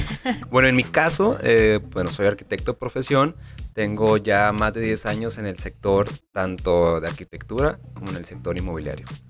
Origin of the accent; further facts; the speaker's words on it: Ensenada, Baja California, Mexico; moved away as an adult; also born or lived in Guadalajara; now in Tijuana, Mexico; Soy originario de Ensenada